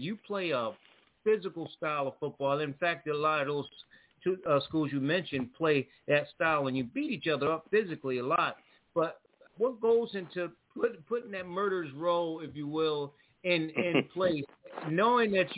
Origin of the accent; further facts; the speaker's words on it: New Haven, Connecticut, United States; my hometown of New Haven